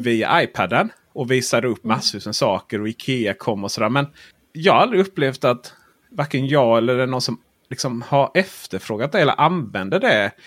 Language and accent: Swedish; Blekinge, Sweden; jag är från Blekinge